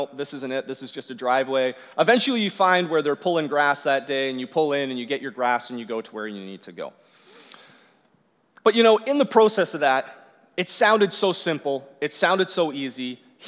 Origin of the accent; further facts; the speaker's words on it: Newmarket, Ontario, Canada; I grew up in Newmarket, and so just Newmarket, and about 30 minutes north of Newmarket is where I worked